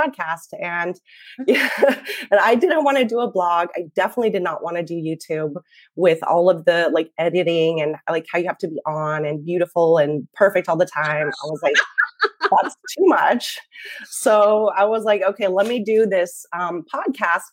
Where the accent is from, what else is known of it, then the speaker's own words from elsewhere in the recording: Montana, United States; moved away as an adult; I grew up in Montana, but I spent many years living and teaching abroad